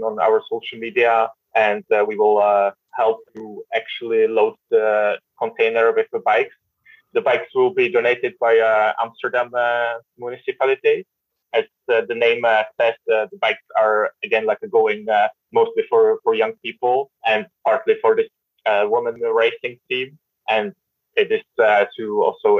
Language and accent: English; Czechia; moved away; I'm originally from Czech Republic, where also like everybody knows how to cycle and never had actually any lessons besides that my mother took me to the traffic playground